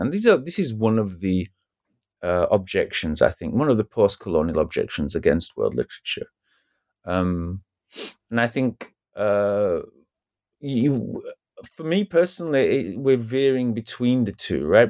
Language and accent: English; United Kingdom; as a British person